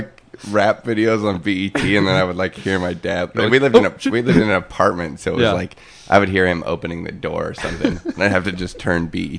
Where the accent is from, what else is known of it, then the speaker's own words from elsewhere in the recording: Washington, United States; I'm from a really small town in Washington State